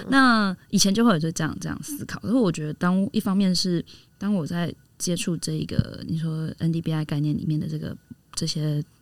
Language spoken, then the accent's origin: Chinese; Taiwan; 我们台湾的文化好了哈。我们在这里成长嘛